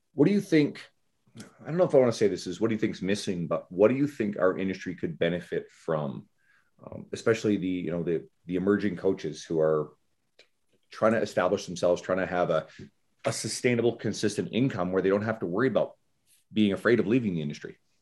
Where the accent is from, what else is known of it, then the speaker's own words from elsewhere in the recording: Canada; I'm Canadian